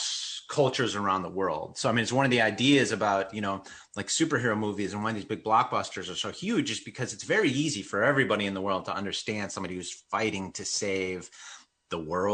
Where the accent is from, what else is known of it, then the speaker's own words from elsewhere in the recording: Wisconsin, United States; I'm Mexican American. I grew up in Wisconsin